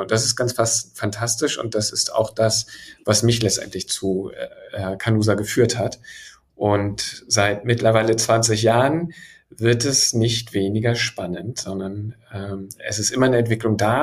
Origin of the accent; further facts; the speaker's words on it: Hamburg, Germany; als gebürtiger Hamburger schlägt mein Herz schwarz-weiß-blau